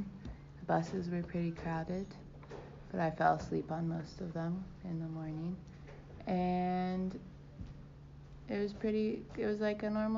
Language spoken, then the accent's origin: English; Cincinnati, Ohio, United States; also born or lived in Colombia; I was born in Cincinnati, Ohio, but after college, I lived in Colombia for a year.